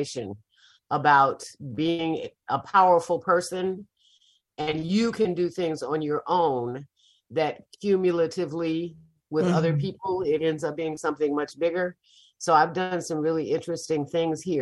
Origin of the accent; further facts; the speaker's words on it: Chicago, Illinois, United States; now in Mississippi, United States; And I did not grow up here. I grew up in Chicago.